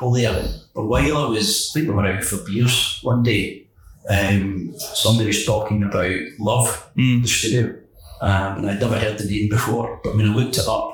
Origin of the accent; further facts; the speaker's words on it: Kilmarnock, Scotland, United Kingdom; I grew up in Kilmarnock, which is the hometown of Johnny Walker's whiskey